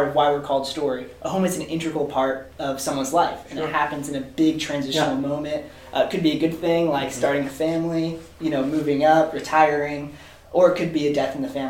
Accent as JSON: {"language": "English", "town": "Seattle", "region": "Washington", "country": "United States", "tie": "born or raised there", "said": "So I grew up in the Seattle area."}